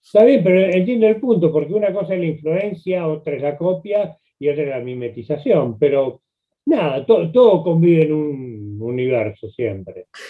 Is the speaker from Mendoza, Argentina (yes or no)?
no; Buenos Aires, Argentina; yo soy de Flores, viví muchos años ahí